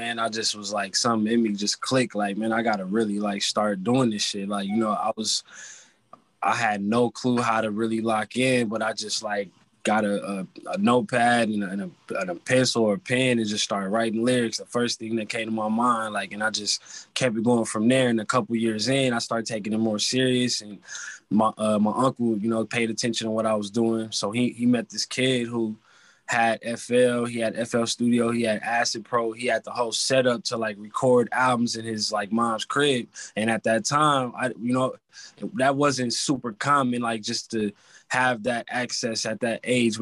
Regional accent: California, United States; also born or lived in Atlanta, Georgia; I'm from Cali

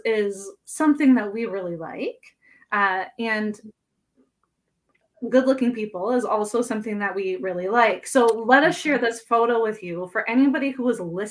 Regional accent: Ontario, Canada

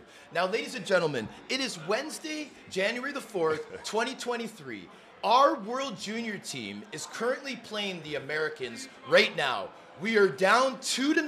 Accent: Toronto, Ontario, Canada; I was growing up in Toronto

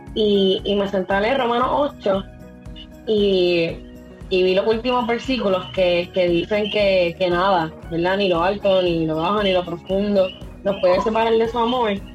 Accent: Las Marías, Puerto Rico; yo soy del de Pueblo de las Marías, un pueblo en la montaña, eh, siempre he vivido aquí, siempre he sido de aquí

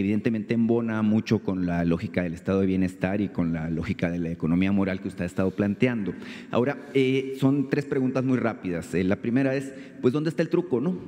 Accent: Sonora, Mexico; Vengo de Sonora

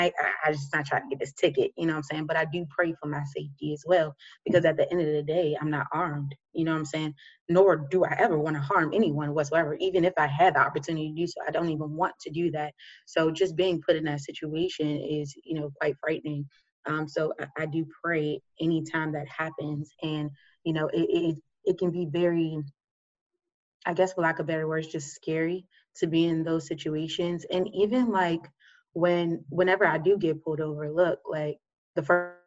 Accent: Oxon Hill, Glassmanor area, Maryland, United States; I grew up in Austin Hill, Glassman area. If you know anything about Glassman, you know, it's not the, you know, best area, I guess, but it's my city. That's where I'm from and I love it

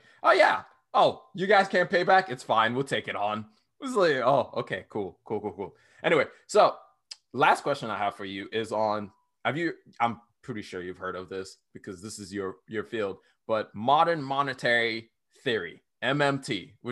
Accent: Nigeria; now in United States; I grew up in Nigeria

